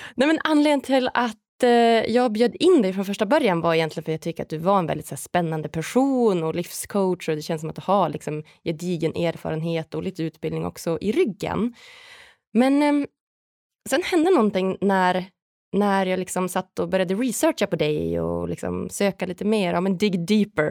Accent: Umeå, Västerbotten County, Sweden; någonstans är jag uppvuxen i, i Umeå i Norrland, i liksom en liten stad

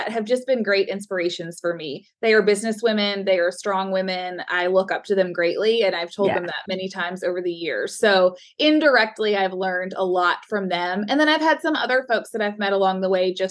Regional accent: Louisville, Kentucky, United States; now in Lexington, United States; I grew up in Louisville, where the Derby is held

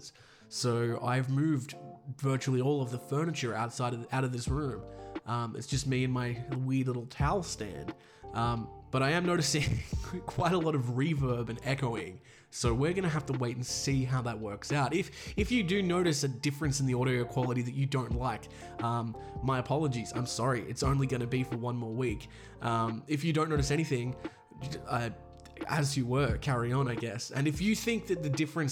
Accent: Australia; accent: Australian; I'm Australian

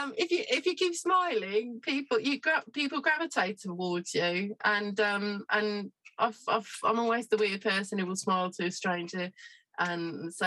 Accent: South Africa; moved away as an adult; now in Essex, United Kingdom; I grew up in Africa, and then in my early 20s, got married and came to England

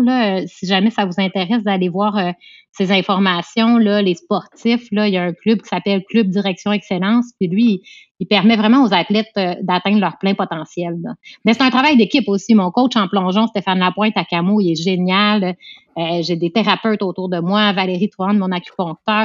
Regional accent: Quebec, Canada; moi, je suis québécoise

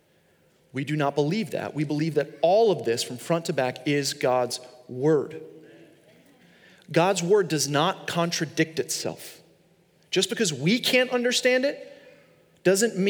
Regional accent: Long Island, New York, United States; I grew up in Long Island, New York

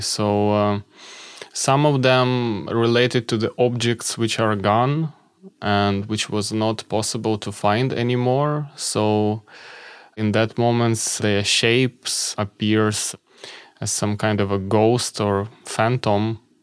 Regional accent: Kharkiv, Kharkiv Oblast, Ukraine; moved away as an adult; also born or lived in Kyiv; my hometown, Kharkiv

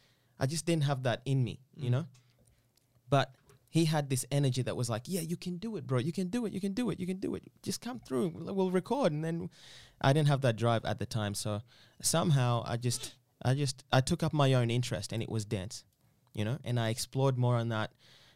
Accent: Eastern Region, Uganda; I'm originally from Uganda.

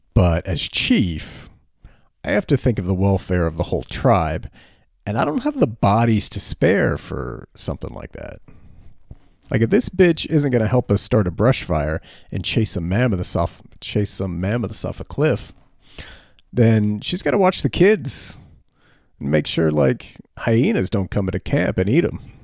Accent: United States; also born or lived in Frankfurt, Germany; As Americans, we have this idea that wherever we are is temporary.

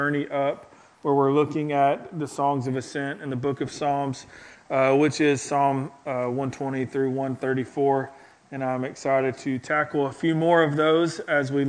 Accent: Gadsden, Alabama, United States; moved away; I'm from Gadsden, Alabama, so it's like halfway between Birmingham and Fort Payne

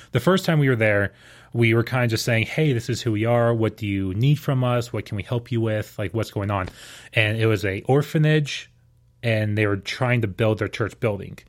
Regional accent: Houston, Texas, United States; growing up in Houston

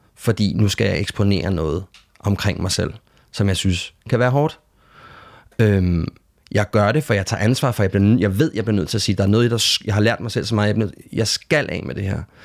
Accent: Denmark; hvor jeg kommer fra, ud fra rækkehuset i Lønby

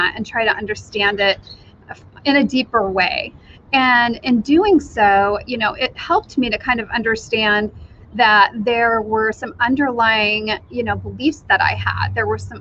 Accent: Wyoming, United States; now in Idaho, United States; I currently live in Idaho. Originally, I grew up in Wyoming, so not too far away from Idaho

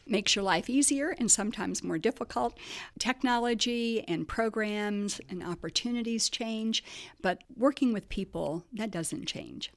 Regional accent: Muncie, Indiana, United States; moved away as an adult; also born or lived in Miami; a lot of people don't know that I'm from Muncie

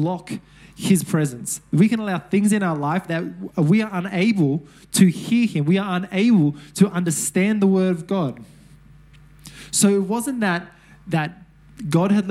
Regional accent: Sydney, New South Wales, Australia; I'm from Mount Druitt.

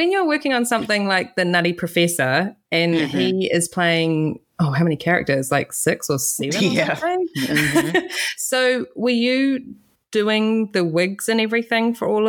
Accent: New Zealand; being a teenager at the time because I'm from New Zealand.

